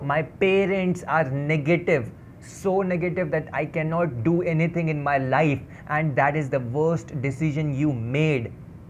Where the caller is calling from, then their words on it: Dehradun, Uttarakhand, India; I'm speaking from Dehradun, a city of love, a city of joy, a city of happiness.